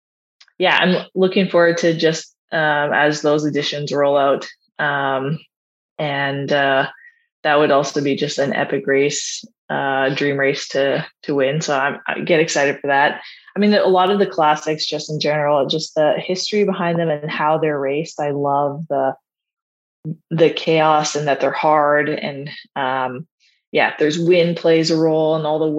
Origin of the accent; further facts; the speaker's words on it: Canada; as a Canadian too